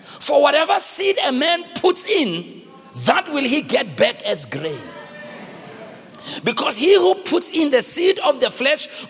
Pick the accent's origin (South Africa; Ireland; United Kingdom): South Africa; Soweto, Gauteng; I'm from Soweto.